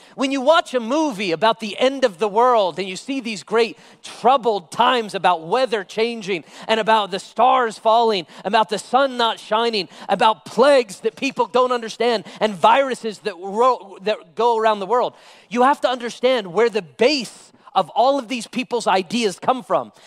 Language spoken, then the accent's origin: English; United States; me as an American